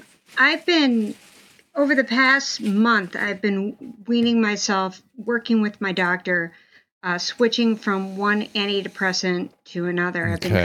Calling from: California, United States; I'm in the Bay Area

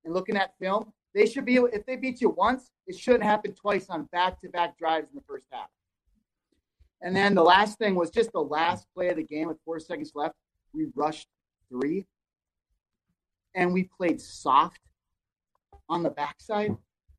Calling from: Minnesota, United States; Hey, fellas. Iron Range. Thanks for having me.

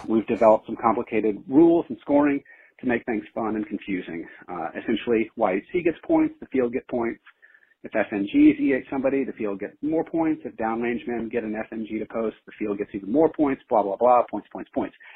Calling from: San Francisco, California, United States; calling from San Francisco

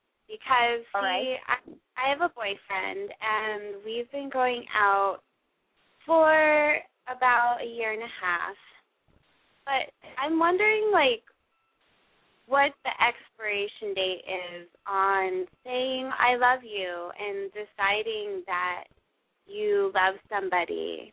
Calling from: San Francisco, California, United States; I'm 26, and I'm calling from San Francisco.

